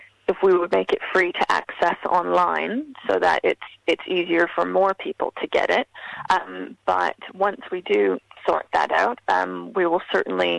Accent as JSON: {"language": "English", "country": "Canada", "tie": "born or raised there", "said": "I grew up in Canada within quite a large diasporic Fijian community"}